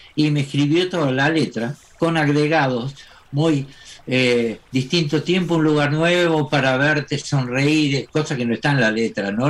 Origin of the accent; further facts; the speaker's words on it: Argentina; yo soy argentino